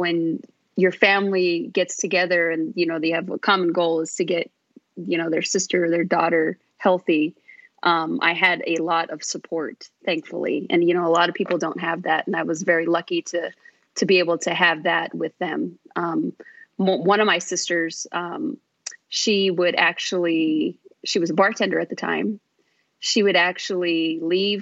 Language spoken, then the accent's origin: English; Phoenix, Arizona, United States; I was born and raised here in Phoenix.